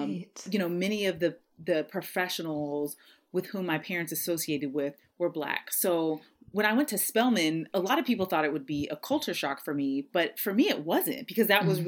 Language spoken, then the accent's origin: English; San Diego, California, United States; moved away; I being born and raised in San Diego